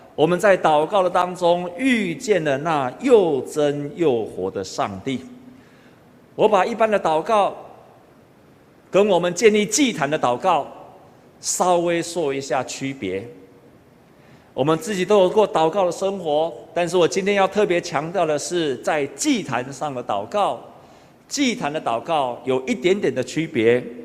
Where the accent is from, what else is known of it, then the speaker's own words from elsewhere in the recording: Taiwan; 我们台湾人都知道一句话，家和万事兴